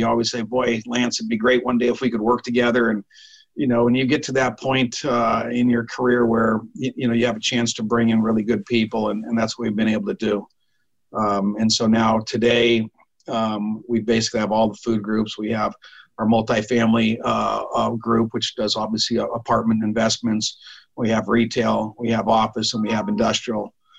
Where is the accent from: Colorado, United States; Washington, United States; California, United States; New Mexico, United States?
California, United States; Davis; moved away as an adult; I ended up down in Southern California, kind of via accident, not really, but I was a young little kid growing up in Northern California in Davis